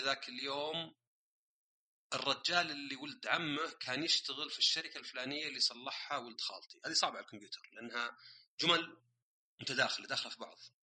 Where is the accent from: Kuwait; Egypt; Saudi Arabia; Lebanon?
Saudi Arabia; born or raised there; also born or lived in Austria / Germany / Canada